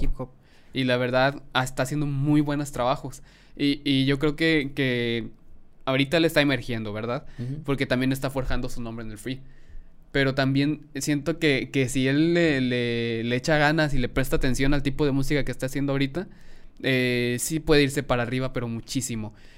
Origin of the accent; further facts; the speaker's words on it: Mexico; yo como mexicano